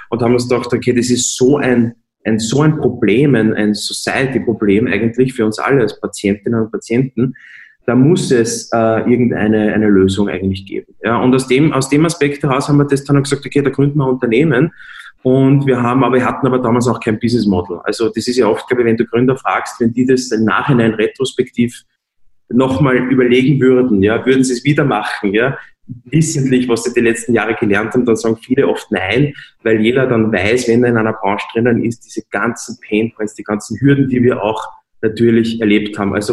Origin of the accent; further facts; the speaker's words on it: Lower Austria, Austria; born there; now in Vienna, Austria; ich bin in Niederösterreich geboren, äh, lebe aber in Wien